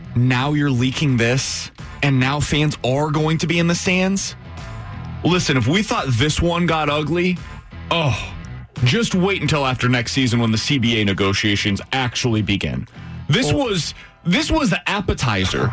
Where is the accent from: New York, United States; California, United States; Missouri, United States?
Missouri, United States; Kansas City; I was growing up in Kansas City